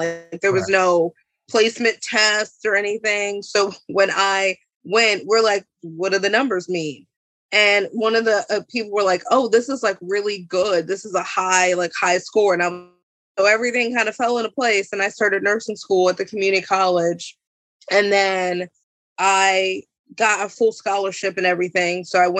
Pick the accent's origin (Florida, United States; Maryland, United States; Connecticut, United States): Maryland, United States; Columbia; now in Aberdeen, United States; Well, I'm now from Aberdeen, but I was from Columbia before.